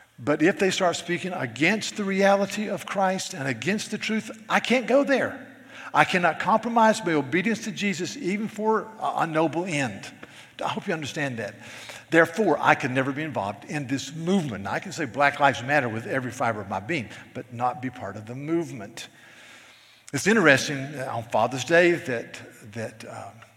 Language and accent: English; the South, United States; I'm a Southerner